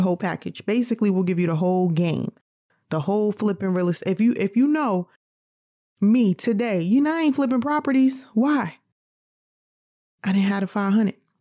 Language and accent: English; New York, United States; I'm from New York